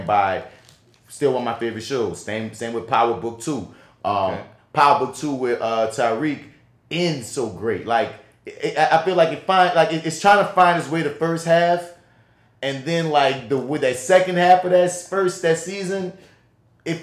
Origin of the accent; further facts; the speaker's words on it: New Orleans, Louisiana, United States; accent: New Orleans; my New Orleans accent